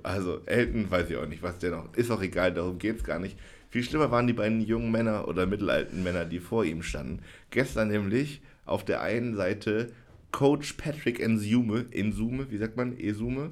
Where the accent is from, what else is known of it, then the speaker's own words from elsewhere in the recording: Jena, Thuringia, Germany; moved away as an adult; also born or lived in Oldenburg; Jena, wo ich aufgewachsen bin